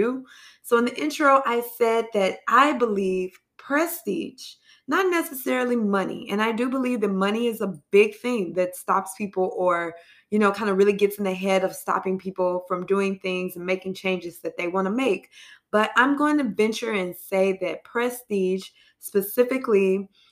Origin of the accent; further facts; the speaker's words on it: New York City, New York, United States; I'm a New Yorker in this city